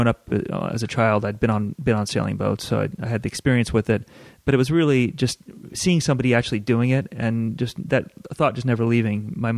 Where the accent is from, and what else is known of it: Los Angeles, California, United States; born or raised there; also born or lived in Southern England